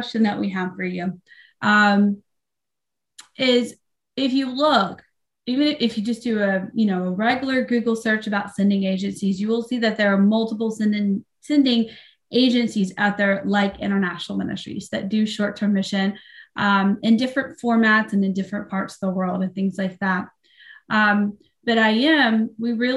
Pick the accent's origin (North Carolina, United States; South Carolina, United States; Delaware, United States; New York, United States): North Carolina, United States; Thomasville; now in Pennsylvania, United States; I grew up in like the Trinity, Thomasville area in North Carolina